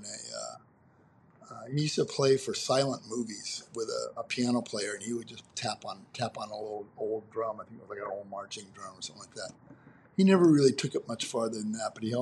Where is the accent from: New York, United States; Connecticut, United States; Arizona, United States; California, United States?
Arizona, United States; Phoenix; growing up in Phoenix, Arizona